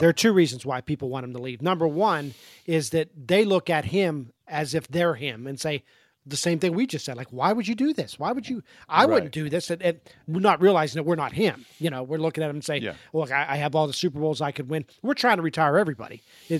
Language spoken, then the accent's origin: English; Pittsburgh, Pennsylvania, United States; I grew up in Pittsburgh.